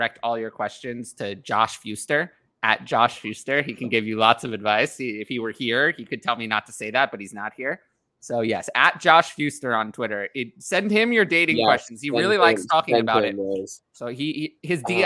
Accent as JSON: {"language": "English", "region": "New York", "country": "United States", "said": "I'm from New York"}